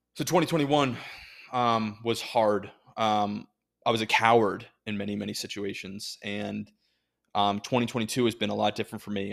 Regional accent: United States; I'm an American

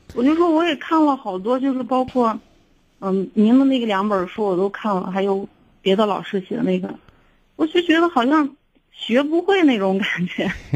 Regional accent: Xi'an, Shaanxi, China; also born or lived in Weinan / Pucheng; 我们老家本身都是西安的

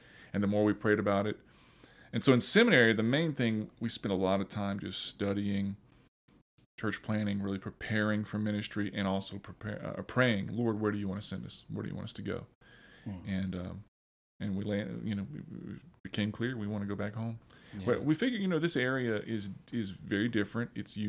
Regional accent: Youngsville, Louisiana, United States; also born or lived in Crowley / Lafayette; I am from this area. And I was born in Crowley, so a little west of here, but lived in Lafayette, Youngsville, all my life.

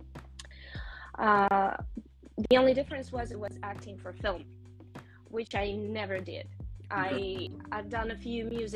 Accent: Vienna, Austria; moved away; also born or lived in Moscow, Russia; I was born and grew up in Europe

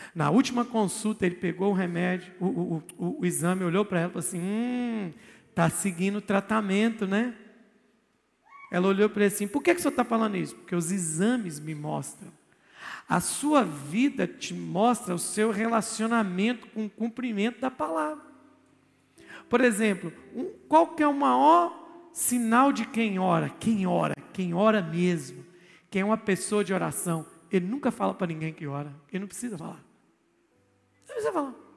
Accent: Brazil; eu sou brasileiro

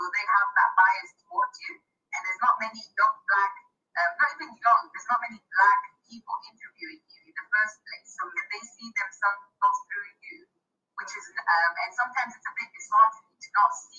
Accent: Nottingham, East Midlands, United Kingdom; I come from Nottingham, and Nottingham is very diverse, very multicultural.

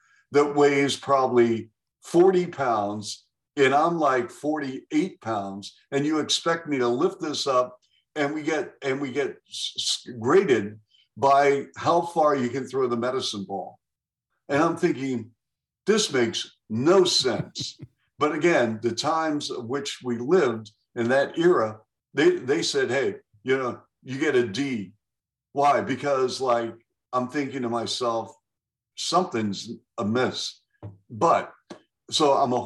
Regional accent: Seattle, Washington, United States; moved away; also born or lived in Columbus, Ohio; as a kid growing up in Seattle

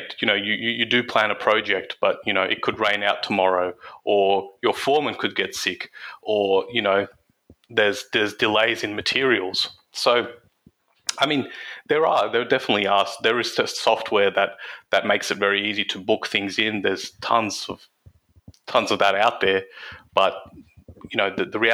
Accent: Campbelltown, New South Wales, Australia; my hometown of Campbelltown

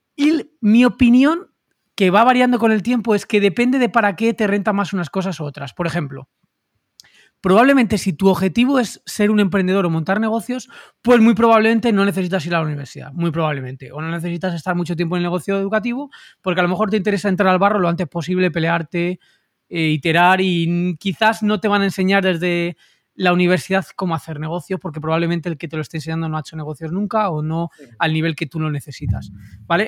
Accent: Madrid, Community of Madrid, Spain; madrileño, 38 años

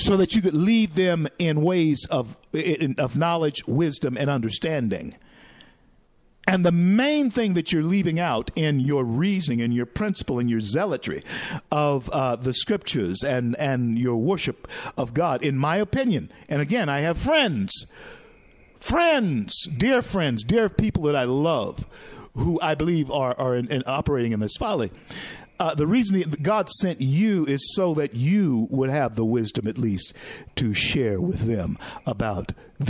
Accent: Louisiana, United States; moved away; I was born in Louisiana and raised in Louisiana

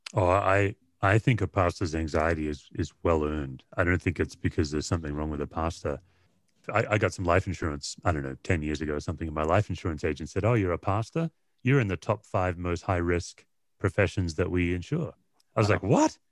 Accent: Australia; moved away as an adult; also born or lived in Tennessee, United States; now in United States; I went from beach culture, Australia, windsurfing, body surfing to Appalachian

